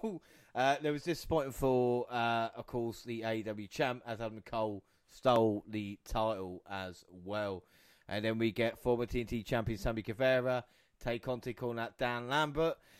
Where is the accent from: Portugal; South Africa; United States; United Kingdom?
United Kingdom; England; we're English or British as it was